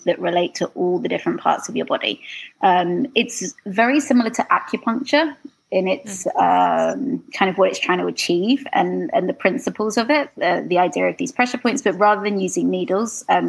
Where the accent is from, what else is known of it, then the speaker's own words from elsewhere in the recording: London, United Kingdom; moved away as an adult; now in Canada; If you can't tell from my accent, I'm from London, England.